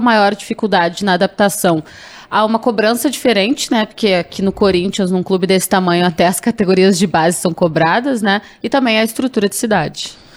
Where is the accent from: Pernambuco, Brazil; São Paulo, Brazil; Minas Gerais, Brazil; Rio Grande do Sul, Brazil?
Rio Grande do Sul, Brazil; eu sou gaúcha